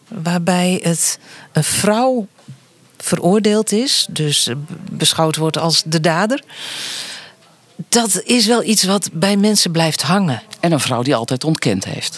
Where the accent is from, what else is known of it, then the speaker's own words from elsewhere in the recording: southwest Friesland, Netherlands; Ik kom uit het zuidwesten van Friesland